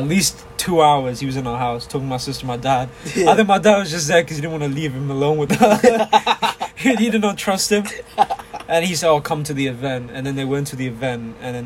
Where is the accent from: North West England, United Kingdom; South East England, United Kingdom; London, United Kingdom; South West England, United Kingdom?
London, United Kingdom; moved away; I'm from London.